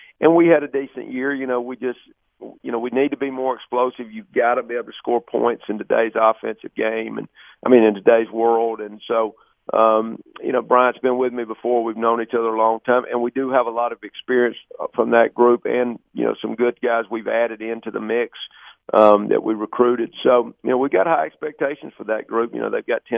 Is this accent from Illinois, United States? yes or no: no; Alabama, United States; I'm from Alabama